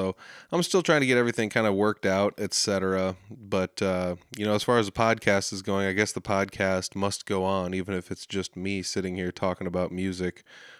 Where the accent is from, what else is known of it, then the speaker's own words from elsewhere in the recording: Humboldt, Saskatchewan, Canada; The Rockin' Picnic happens every year, Labor Day weekend in Humboldt. It's my hometown, it's where I'm from.